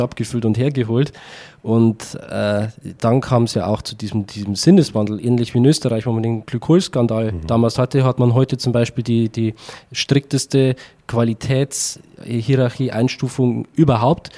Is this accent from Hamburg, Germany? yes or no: no; Upper Palatinate, Bavaria, Germany; da wo ich herkomme, aus, aus, aus der Oberpfalz in Bayern